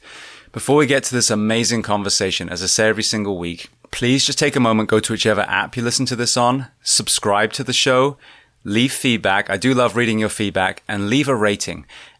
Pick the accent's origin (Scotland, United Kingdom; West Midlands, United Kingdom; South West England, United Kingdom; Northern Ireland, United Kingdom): South West England, United Kingdom; Corsham; I grew up in Corsham, so that's outside Bath, so just down the road.